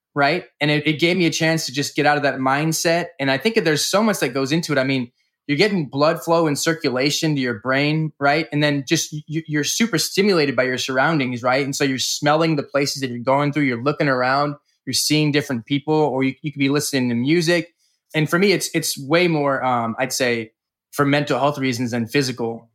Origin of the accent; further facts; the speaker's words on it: California, United States; From California.